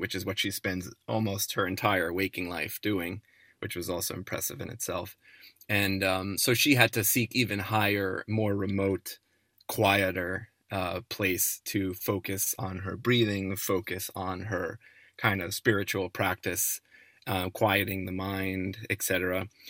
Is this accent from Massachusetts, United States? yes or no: no; New Jersey suburbs outside New York, United States; growing up in the New Jersey suburbs outside